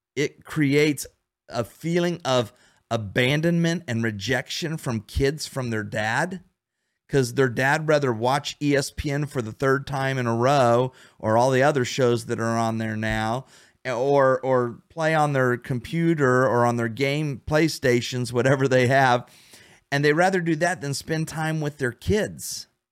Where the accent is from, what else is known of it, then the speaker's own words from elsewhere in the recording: Ohio, United States; now in Florida, United States; right now I'm in Florida. We don't have snow, but I'm from Ohio where we have snow